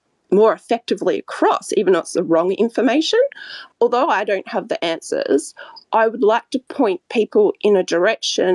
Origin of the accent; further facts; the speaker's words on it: Australia; I'm from Australia